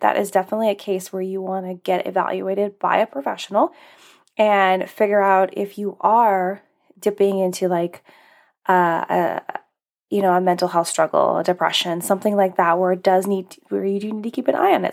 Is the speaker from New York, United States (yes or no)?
no; Alaska, United States; moved away; I grew up in Alaska